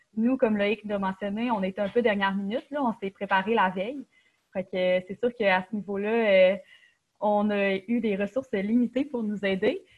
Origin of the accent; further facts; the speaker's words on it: Quebec City, Quebec, Canada; moved away as an adult; je viens de Québec puis j'ai choisi l'UQTR parce que c'est une bonne université